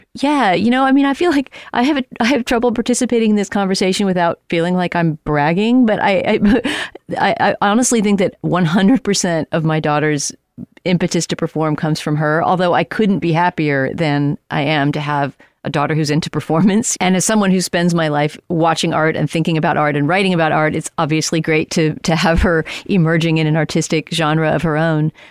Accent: San Antonio, Texas, United States; moved away; also born or lived in Helotes, Texas; I grew up in Texas in San Antonio, but my early childhood was spent in Helotes, which used to be a small town outside of San Antonio

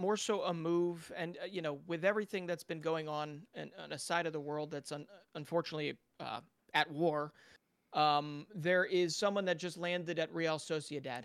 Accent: Philadelphia, Pennsylvania, United States; my hometown club

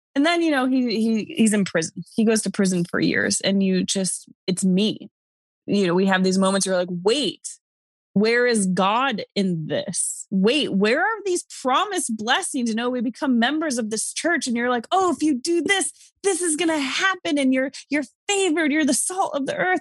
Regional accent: New York, United States; moved away; also born or lived in Arizona; I'm from New York.

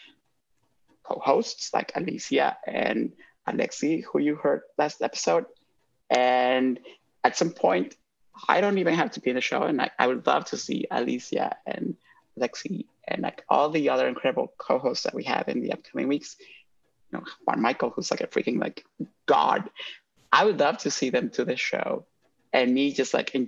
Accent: Honduras; moved away; I grew up in Honduras

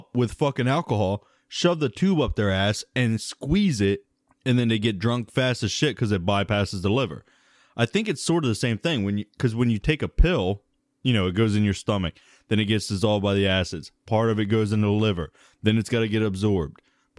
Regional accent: Sudan; I'm from Sudan.

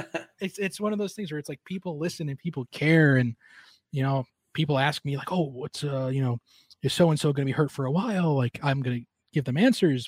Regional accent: Long Island, New York, United States; moved away; growing up on Long Island

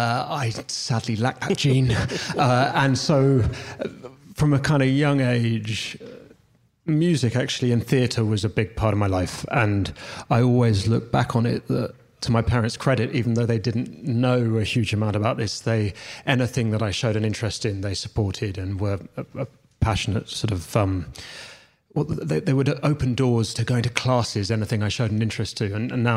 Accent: London, United Kingdom; I grew up in London.

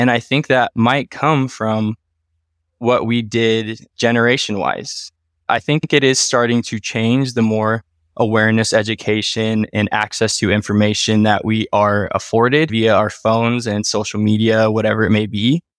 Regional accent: Wenatchee, Washington, United States; born there; Myself, I was born in 1992 in Wenatchee, Washington. So 30 years of Washington history, if you will.

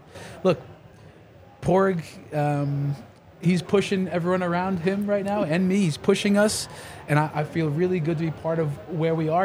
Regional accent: New York, United States; I'm from New York

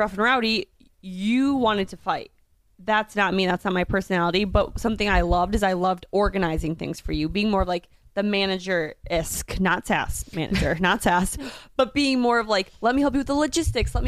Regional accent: Minnesota, United States; moved away; growing up in Minnesota, I kind of always felt like an outcast

